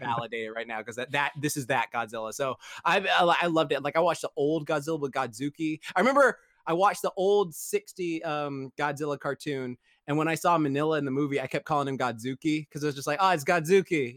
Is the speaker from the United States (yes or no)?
no; England, United Kingdom; moved away; growing up in England